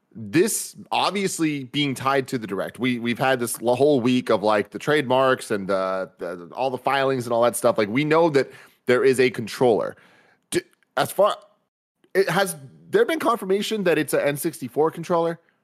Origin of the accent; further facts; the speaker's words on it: San Francisco, California, United States; growing up in San Francisco